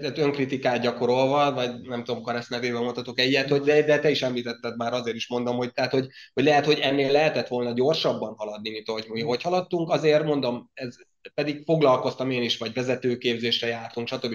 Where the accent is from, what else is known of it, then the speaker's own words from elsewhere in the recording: Zselic, Somogy, Hungary; accent: Zselic; ez a csodálatos zselici kiejtésem azért érezhető máig is